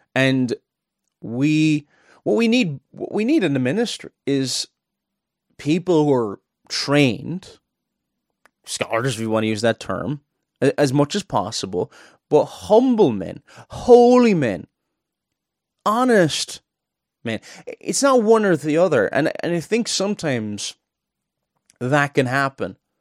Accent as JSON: {"language": "English", "town": "Cork", "region": "Munster", "country": "Ireland", "moved": "yes", "lives_now": "Northern Ireland, United Kingdom", "said": "I'm not originally from Northern Ireland. I'm from Cork in the south"}